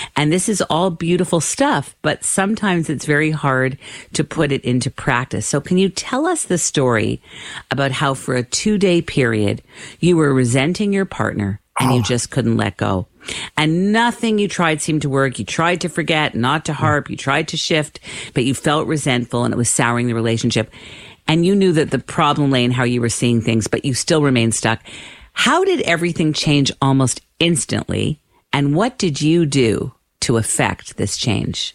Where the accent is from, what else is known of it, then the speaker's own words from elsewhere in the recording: Canada; I'm Canadian